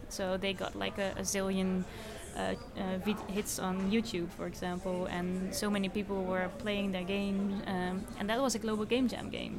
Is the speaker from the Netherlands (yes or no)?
yes; Netherlands; I'm from the Netherlands